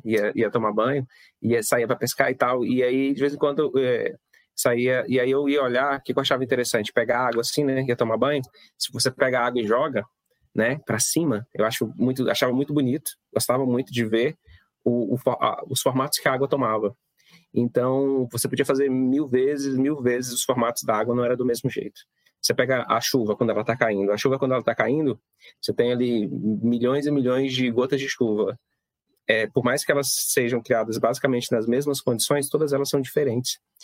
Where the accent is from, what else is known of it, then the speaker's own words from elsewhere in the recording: Torixoréu, Mato Grosso, Brazil; also born or lived in Barra do Garças; sou natural de Torixorel, cidade do interior de, de Mato Grosso.